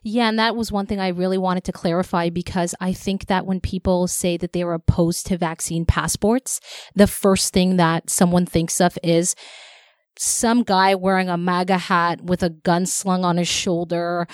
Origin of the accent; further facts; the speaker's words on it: Toronto, Ontario, Canada; I grew up in Scarborough, and that's where I always went.